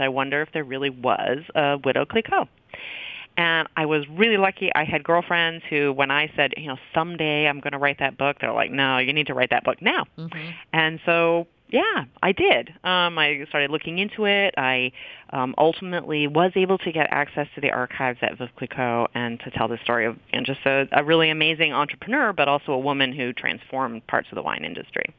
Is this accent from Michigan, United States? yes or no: no; Maine, United States; moved away as an adult; also born or lived in Seattle, Washington / Midwest; I grew up on the East Coast. I um, actually grew up in Maine